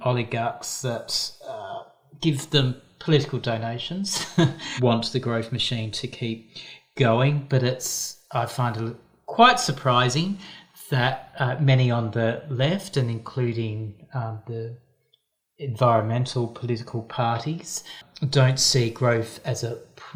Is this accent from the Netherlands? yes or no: no; Perth, Western Australia, Australia; now in Tasmania, Australia; I was born in Perth